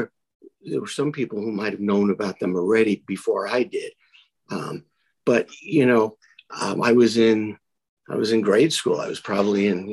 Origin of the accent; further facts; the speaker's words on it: New York City, New York, United States; I was like 9 or 10 years old, growing up in Brooklyn